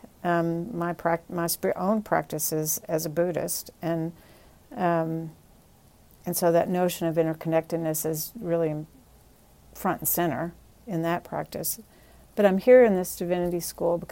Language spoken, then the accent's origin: English; Wichita Falls, Texas, United States; now in New Haven, United States; growing up in Texas in Tornado Alley, which is, Wichita Falls is in the middle of Tornado Alley